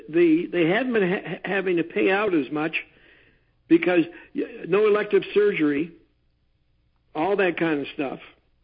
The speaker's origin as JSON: {"language": "English", "region": "Georgia", "country": "United States", "said": "We're from Georgia."}